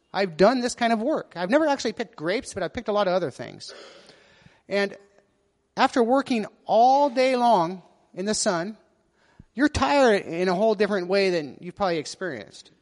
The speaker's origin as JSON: {"language": "English", "country": "United States", "said": "being an American"}